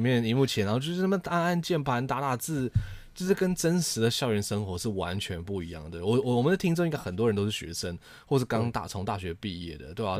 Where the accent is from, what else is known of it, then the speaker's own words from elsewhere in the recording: Taiwan; now in United States; 身为一个一个台湾人